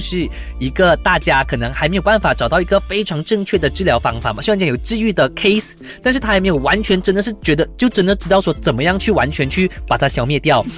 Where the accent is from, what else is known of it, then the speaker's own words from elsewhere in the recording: Malaysia; 其实我马来西亚人